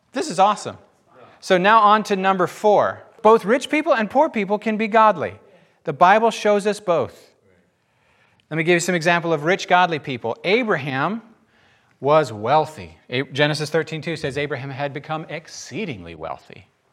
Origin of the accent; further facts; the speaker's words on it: United States; I'm an American